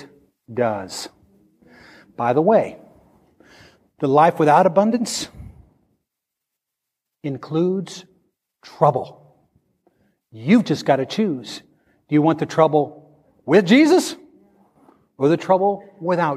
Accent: Midwest, United States; I grew up in the Midwest and grew up around farmers

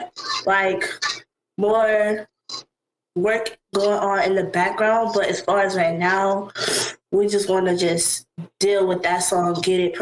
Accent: West Palm Beach, Florida, United States; also born or lived in Tallahassee, Florida; I was born in Tallahassee, Florida, but I've lived in West Palm basically my whole life. At the age of 2, I was pretty much here.

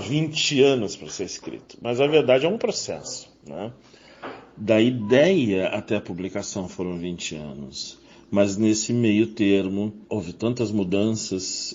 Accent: Rio de Janeiro, Brazil; moved away as an adult; also born or lived in Rio Grande, Rio Grande do Sul / Barra Bonita, São Paulo / São Paulo / Brasília; now in Florianópolis, Brazil; Eu sou carioca de nascimento, mas deixei o Rio de Janeiro aos 23 anos por questões profissionais

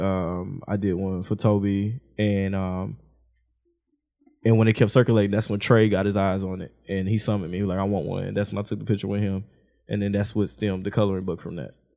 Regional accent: Houston, Texas, United States; I stayed on the south side. And then I moved to the west and I moved out. Mama got us out the hood

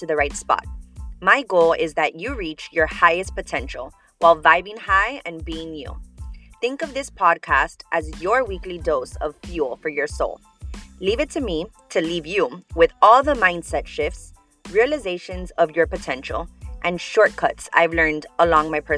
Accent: Miami, Florida, United States; I am from Miami, Florida. Born and raised

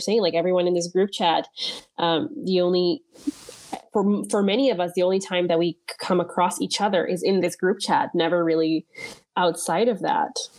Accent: Caribbean Netherlands; moved away as an adult; now in Netherlands; I was born on Bonaire to Dominican parents

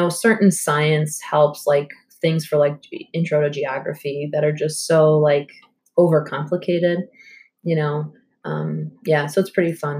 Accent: Long Island, New York, United States; now in Alfred, United States; where I'm from Long Island

